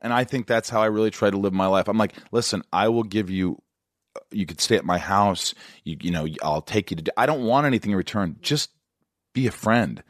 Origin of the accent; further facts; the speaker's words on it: Indiana, United States; moved away as an adult; also born or lived in Kentucky / New York; I grew up in Indiana.